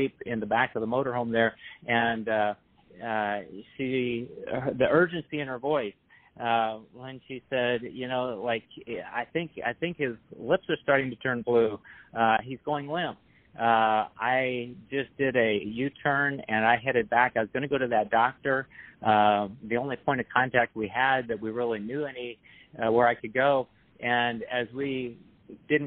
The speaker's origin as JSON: {"language": "English", "region": "Florida", "country": "United States", "said": "I was from Florida"}